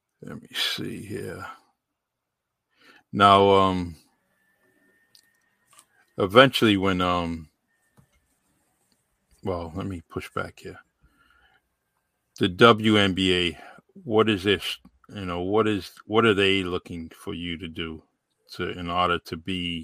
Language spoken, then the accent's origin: English; Massachusetts, United States; The one of the big companies in our in my hometown is Titleist. You know, Titleist is here